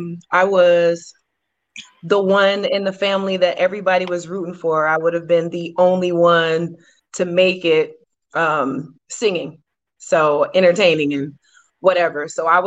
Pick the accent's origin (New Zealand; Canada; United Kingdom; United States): United States; Columbus, Georgia; also born or lived in Oklahoma; I am from Columbus, Georgia.